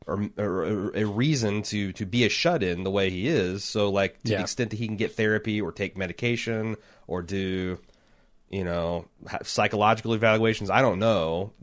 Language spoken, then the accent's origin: English; United Kingdom; Now, I'm a Brit, and being this being a tiny place, as it were